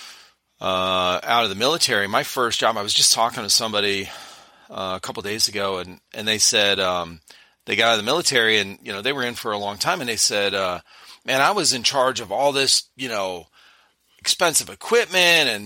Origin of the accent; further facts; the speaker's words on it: Cleveland, Ohio, United States; We moved back to where I grew up in Cleveland, Ohio